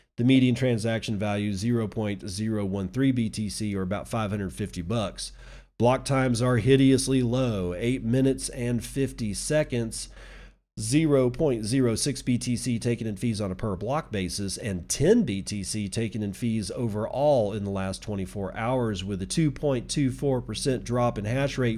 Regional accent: Texas, United States; I'm a Texan, and believe me, I was born here, I was raised here, I lived here

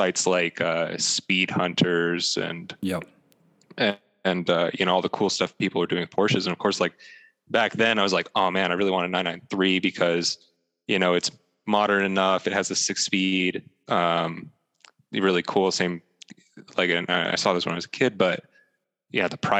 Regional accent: Las Cruces, New Mexico, United States; I grew up in Las Cruces, New Mexico, which is down the southern middle part of the state

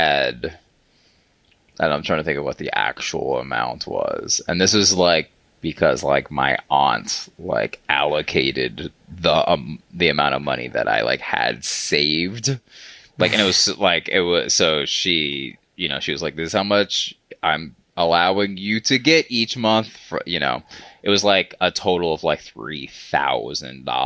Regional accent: Georgia, United States; moved away as an adult; now in Los Angeles, United States; I'm from Georgia.

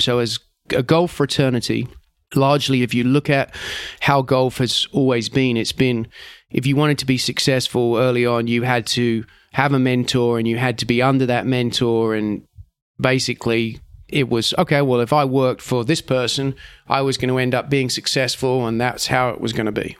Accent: England, United Kingdom; as an English person

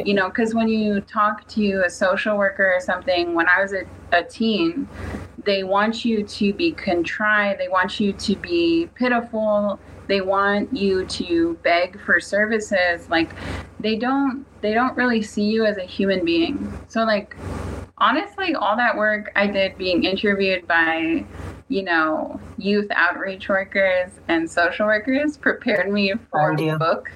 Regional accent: Seabird Island, British Columbia, Canada; growing up on Seabird, you're right by that highway in British Columbia

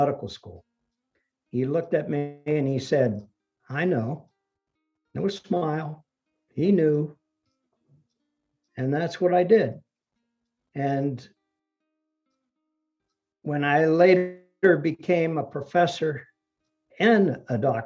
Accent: Ohio, United States; English is a second language; They came to Ohio, where my grandfather had a job lined up in the steel factory. They bought a little farm, and that's where I grew up with my grandparents. And I didn't speak English till I went to school

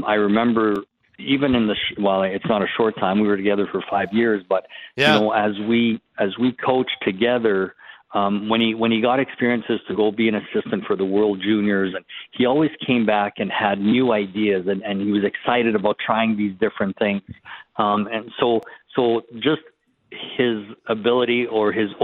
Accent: just south of Winnipeg, Manitoba, Canada; moved away; I am a Western Canadian person. You know, I grew up in Western. I grew up just south of Winnipeg.

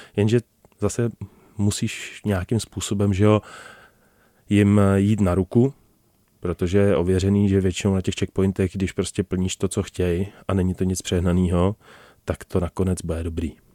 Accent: Czechia; jsme se narodili v České republice

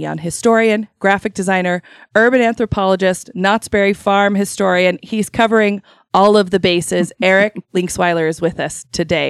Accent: Idaho, United States; Being from where we're from Idaho

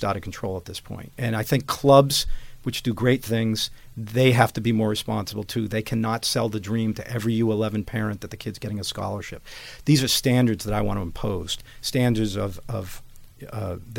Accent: Boston, Massachusetts, United States; born or raised there

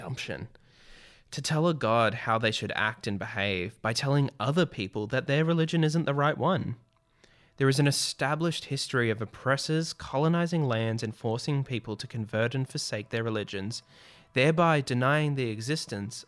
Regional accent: Australia

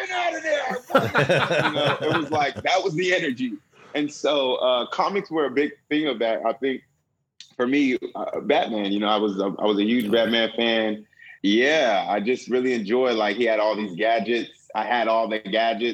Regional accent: Inglewood, California, United States; moved away; also born or lived in Philadelphia; I'm Nigerian. I grew up in Inglewood

